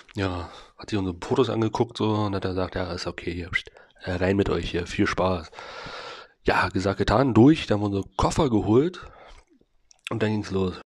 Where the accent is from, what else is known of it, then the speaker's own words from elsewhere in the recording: Germany; ich als, als richtiger Deutscher